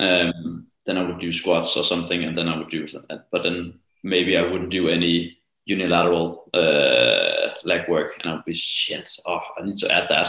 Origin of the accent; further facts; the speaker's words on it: Copenhagen, Capital Region of Denmark, Denmark; I live in Copenhagen. And uh, well, I'm also from Copenhagen